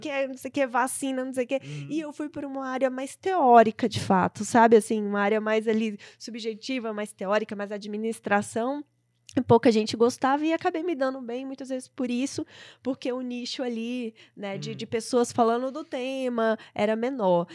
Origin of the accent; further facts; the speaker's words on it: Brasília, Federal District, Brazil; also born or lived in São Paulo; eu vim para Brasília por isso, porque que é a minha cidade natal, ia voltar para casa da, da minha família